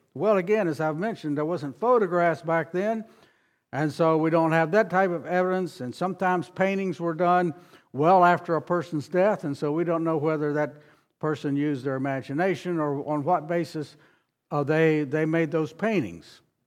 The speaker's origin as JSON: {"language": "English", "town": "Harrisonburg", "region": "Virginia", "country": "United States", "tie": "born or raised there", "also_born_or_lived": "South Carolina", "moved": "as an adult", "said": "I grew up near Harrisonburg, Virginia"}